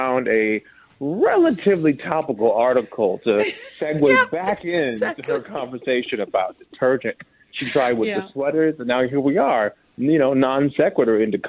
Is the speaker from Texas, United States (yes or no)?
no; Minnesota, United States; now in Los Angeles, United States; I'm very L.A., but I'm Minnesotan too